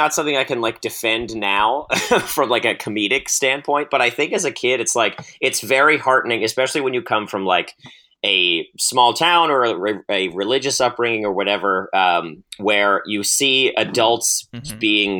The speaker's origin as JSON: {"language": "English", "region": "Maryland", "country": "United States", "said": "So I'm from Western Maryland, very close to the West Virginia border. And my hometown, I'm from the second westernmost county in Maryland. So we share a lot with West Virginia culturally."}